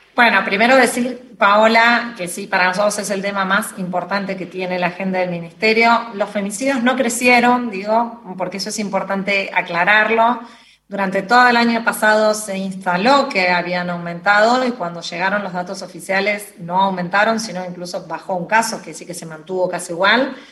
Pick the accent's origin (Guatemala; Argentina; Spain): Argentina; como argentina